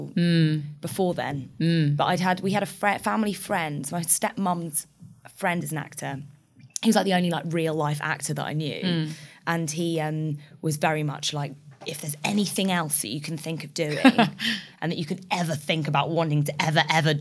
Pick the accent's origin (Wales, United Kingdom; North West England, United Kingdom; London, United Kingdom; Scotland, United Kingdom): London, United Kingdom; I grew up in Archway.